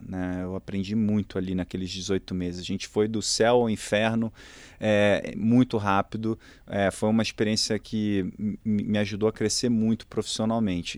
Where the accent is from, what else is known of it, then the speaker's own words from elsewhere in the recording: Rio de Janeiro, Brazil; accent: Carioca; moved away as an adult; also born or lived in Boston, United States; sou carioca, é, nasci no, no Rio e durante toda a minha infância, é, basicamente estudei numa única escola lá